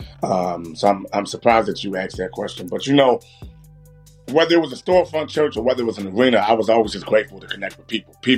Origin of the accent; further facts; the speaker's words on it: Baltimore, Maryland, United States; I'm from Baltimore, born and raised